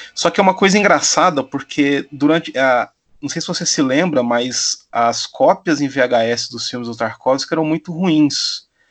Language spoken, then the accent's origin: Portuguese; Silvânia, Goiás, Brazil; na cidade onde eu fui criado, aí no interior de Goiás, Silvânia